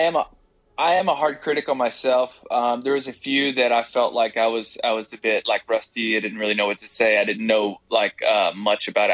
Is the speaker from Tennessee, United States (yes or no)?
yes; Tennessee, United States; I'm I'm from Tennessee